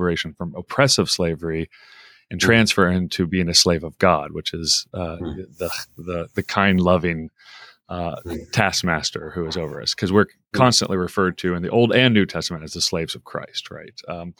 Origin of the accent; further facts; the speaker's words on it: Oklahoma, United States; moved away; also born or lived in Midwest; growing up in Oklahoma and then in the Midwest, I didn't know many Jewish people.